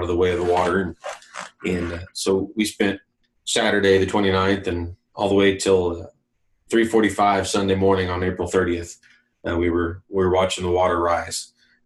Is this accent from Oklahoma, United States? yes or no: yes; Oklahoma, United States; I grew up in the Methodist camping system here in Oklahoma.